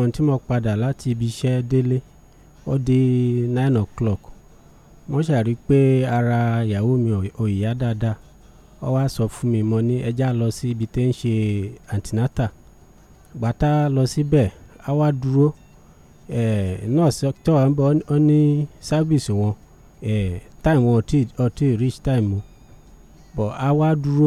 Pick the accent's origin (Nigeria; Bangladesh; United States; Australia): Nigeria; Benue; I'm from Benue State